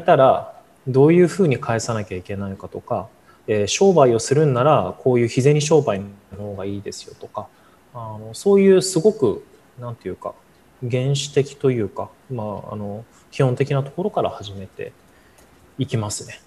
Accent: Japan; 日本生まれ育ち

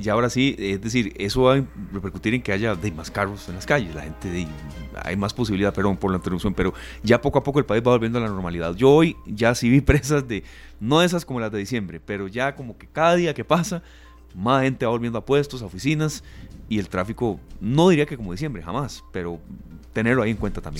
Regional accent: Costa Rica; soy tico

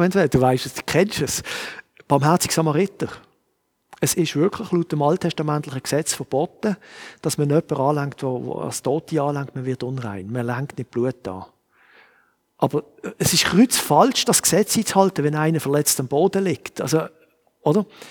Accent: Switzerland; Ich bin Schweizer und ich sehe die Welt mit Schweizer Augen

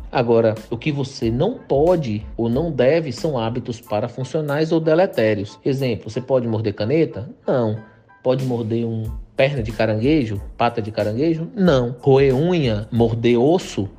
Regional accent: interior of Bahia, Brazil; also born or lived in Salvador; Eu sou do interior da Bahia

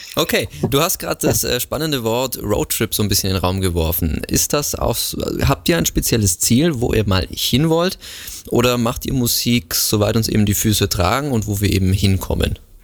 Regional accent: Augsburg, Bavaria, Germany; moved away; aus meiner Heimat quasi Augsburg

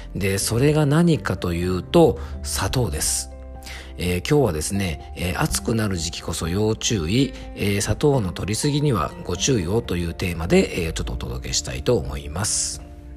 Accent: Yamanashi, Japan; 僕の地元山梨もですね、フルーツ王国

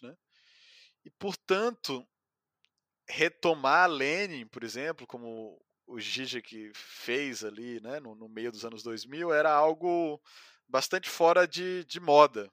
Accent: Ceará, Brazil; moved away; also born or lived in São Paulo; sou cearense

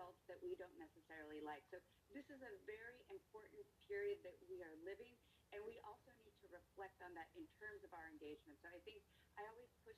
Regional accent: Texas, United States; in my home state of Texas here

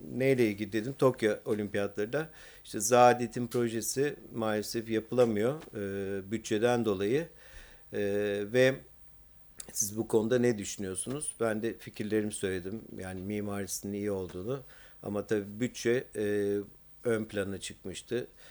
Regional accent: Istanbul, Turkey; bir İstanbullu olarak

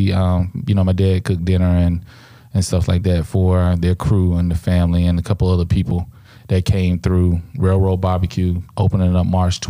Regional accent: Nigeria; I'm from Nigerian, everybody.

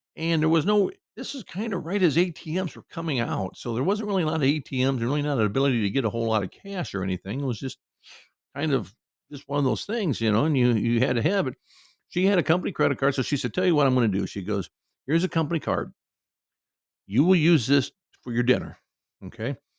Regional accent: Cedar Rapids, Iowa, United States; my hometown of Cedar Rapids, Iowa

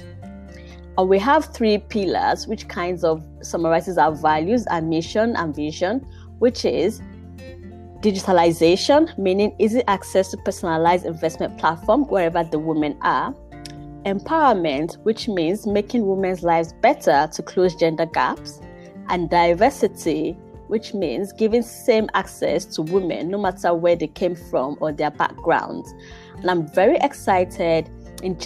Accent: Nigeria; also born or lived in United Kingdom; now in Mannheim, Germany; growing up in Nigeria, and every Friday before I went to boarding school

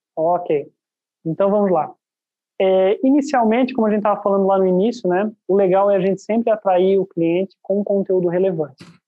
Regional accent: Itajaí, Santa Catarina, Brazil; eu sou, eu sou aqui da cidade de Itajaí

